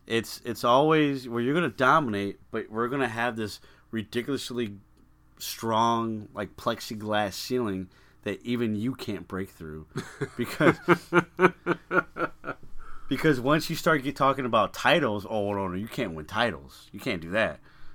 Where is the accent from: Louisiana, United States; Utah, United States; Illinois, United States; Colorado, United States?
Illinois, United States; Chicago; growing up in Chicago.